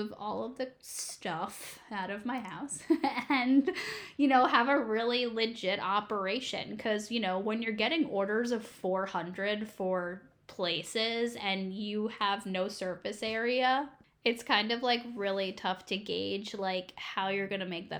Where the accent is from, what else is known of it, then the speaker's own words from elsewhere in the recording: East Coast, United States; moved away as an adult; now in Kansas City, United States; I'm originally from the East Coast